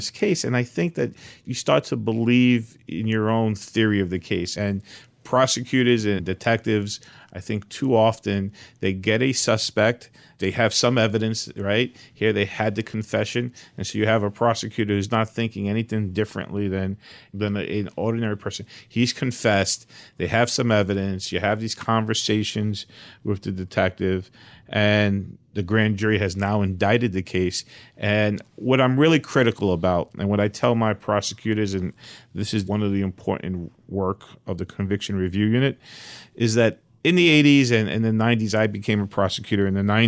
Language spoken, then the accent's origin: English; New York City, New York, United States; I grew up in East New York in Brooklyn